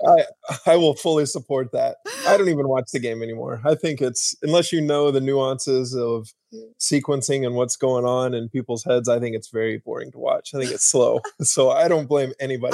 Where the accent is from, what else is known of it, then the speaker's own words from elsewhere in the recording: Argyle, Texas, United States; I grew up in small little Texas town called Argyle, Texas